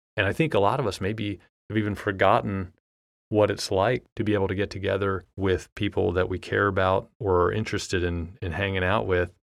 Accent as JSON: {"language": "English", "country": "United States", "said": "being American and a fourteen-year-old in, in the United States"}